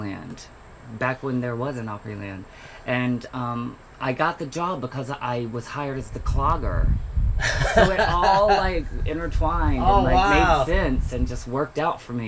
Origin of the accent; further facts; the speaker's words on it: Mableton, Georgia, United States; moved away; I am originally from a small town right outside of Atlanta, Georgia, called Mableton